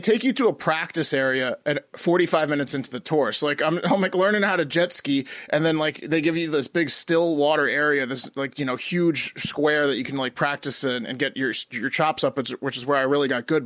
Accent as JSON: {"language": "English", "region": "Virginia", "country": "United States", "said": "we're from Virginia"}